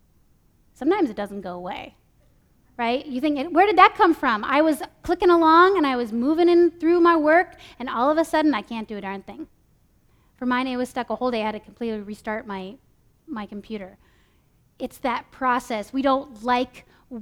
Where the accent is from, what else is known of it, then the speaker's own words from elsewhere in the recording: California, United States; moved away as an adult; also born or lived in Minnesota; I moved from California to Minnesota for college